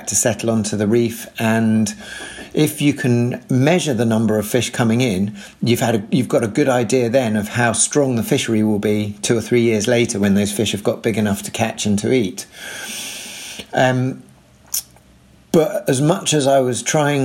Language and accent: English; London, United Kingdom; I grew up in North London